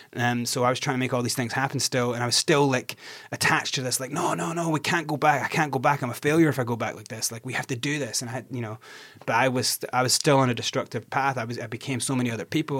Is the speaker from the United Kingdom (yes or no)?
yes; Scotland, United Kingdom; I'm from Scotland.